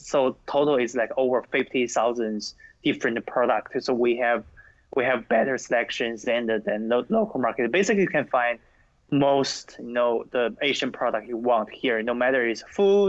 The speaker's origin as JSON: {"language": "English", "country": "China", "tie": "born or raised there", "moved": "yes", "lives_now": "United States", "said": "When I grew up in China"}